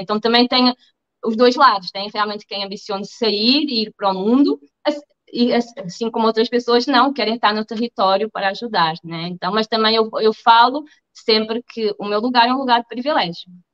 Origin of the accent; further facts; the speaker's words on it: Portugal; moved away as an adult; also born or lived in Germany / Spain; now in Rio de Janeiro, Brazil; sou portuguesa e também brasileira, tá? já tenho nacionalidade brasileira.